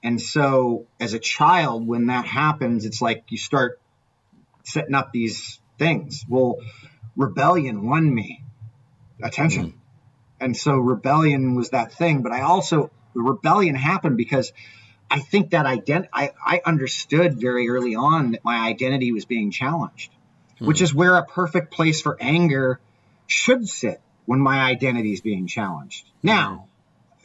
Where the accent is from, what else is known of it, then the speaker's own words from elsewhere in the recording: Orange County, California, United States; I grew up in Orange County in the 80s